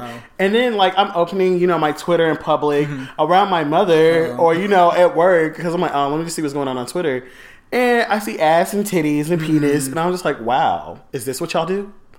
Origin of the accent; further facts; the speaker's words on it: Houston, Texas, United States; I'm from Houston, Texas.